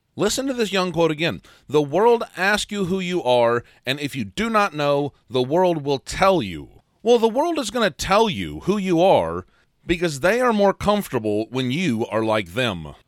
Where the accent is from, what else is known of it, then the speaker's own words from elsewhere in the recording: a small town in the Midwest, United States; I was raised in a small town in the Midwest